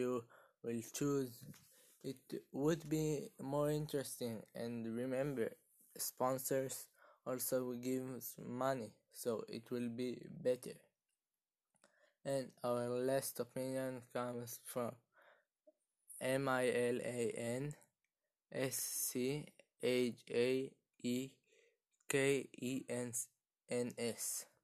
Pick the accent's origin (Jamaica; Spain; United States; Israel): Israel; I am from Israel, and now I am 13 years old